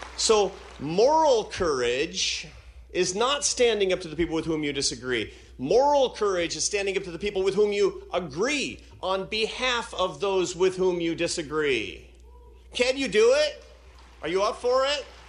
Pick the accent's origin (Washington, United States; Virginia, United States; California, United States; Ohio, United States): Washington, United States; Seattle; Seattle. Why? Because it's my hometown